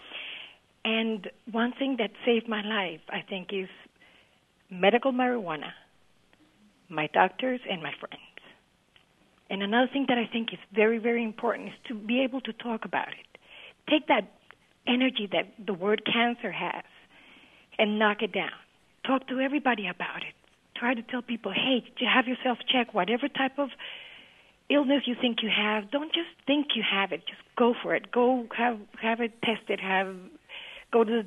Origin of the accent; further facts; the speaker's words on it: Colombia; also born or lived in Florida; now in Fayetteville, United States; I'm originally from Colombia